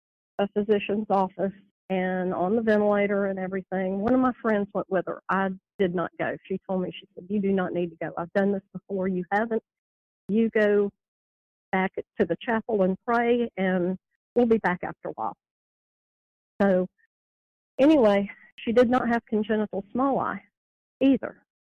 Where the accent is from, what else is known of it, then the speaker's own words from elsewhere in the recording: the South, Southern United States, United States; accent: southern; I apologize for my southern accent ahead of time.